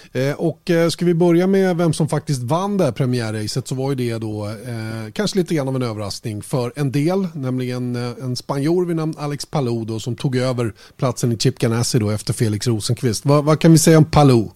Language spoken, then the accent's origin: Swedish; Sweden; Vi är ju svenskar